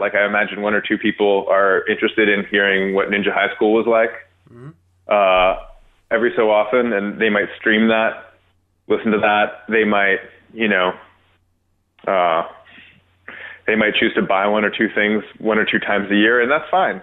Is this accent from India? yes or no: no; Toronto, Ontario, Canada; I was born in North York